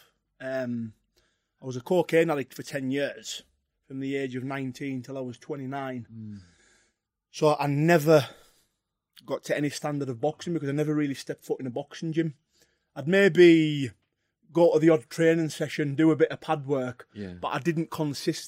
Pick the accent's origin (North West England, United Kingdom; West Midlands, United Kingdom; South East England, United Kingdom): North West England, United Kingdom; Carlisle; where I'm from, Harraby, it was really rough when I was young